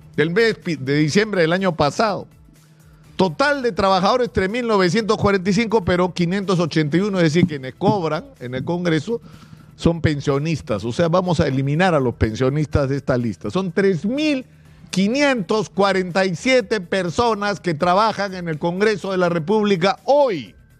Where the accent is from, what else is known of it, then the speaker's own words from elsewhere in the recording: Peru; como cualquier peruano, como cualquier peruano promedio